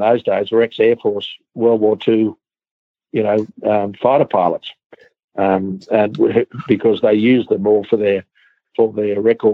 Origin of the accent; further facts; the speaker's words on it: Australia; I'm from Australia.